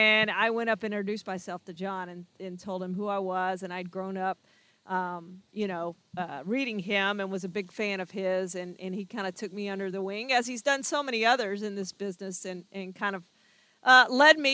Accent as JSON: {"language": "English", "town": "Beaumont", "region": "Texas", "country": "United States", "tie": "born or raised there", "said": "I grew up in Beaumont"}